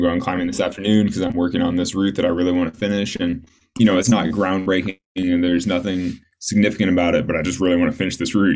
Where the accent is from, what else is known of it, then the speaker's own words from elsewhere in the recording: Sacramento, California, United States; I grew up in Sacramento